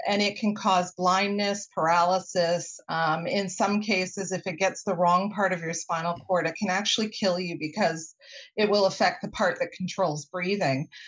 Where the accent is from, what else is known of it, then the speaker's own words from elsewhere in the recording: Winnipeg, Manitoba, Canada; now in Vancouver, Canada; I grew up in Winnipeg and I would cycle to school